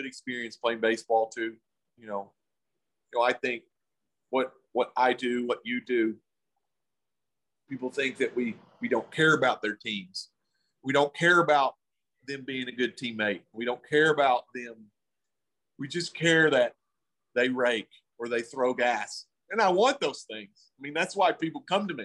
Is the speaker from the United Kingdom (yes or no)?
no; the South, United States; I'm from the South